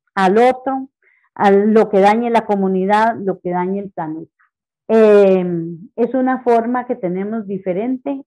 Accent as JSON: {"language": "Spanish", "area": "Pérez Zeledón", "region": "San José", "country": "Costa Rica", "tie": "born or raised there", "said": "Soy nacida en Pérez Celedón"}